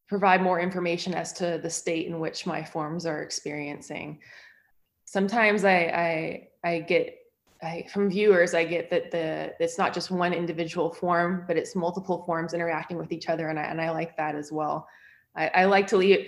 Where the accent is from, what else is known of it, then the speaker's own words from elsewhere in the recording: San Francisco Bay Area, California, United States; now in Utah, United States; I am originally from the San Francisco Bay Area in California